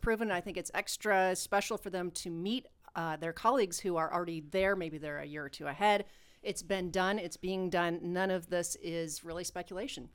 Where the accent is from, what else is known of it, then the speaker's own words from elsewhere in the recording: Ohio, United States; moved away; also born or lived in Puerto Rico; we're from Ohio